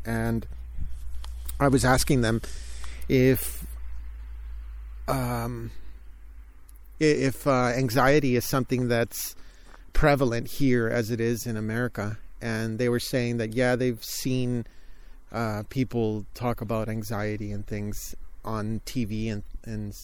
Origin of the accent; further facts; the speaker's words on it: California, United States; I'm from California and I haven't been to too many places where it snows